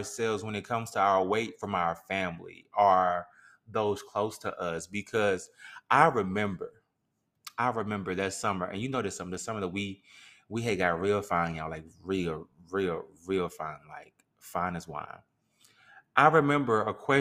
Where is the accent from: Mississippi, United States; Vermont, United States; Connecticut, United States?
Mississippi, United States; we can only speak from Mississippi because we're from Mississippi